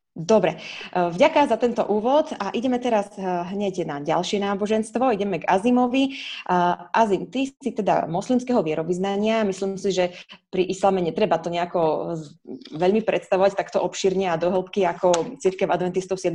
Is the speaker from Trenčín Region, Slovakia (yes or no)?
no; Prešov, Prešov Region, Slovakia; moved away; keď som vyrastala ešte v Prešove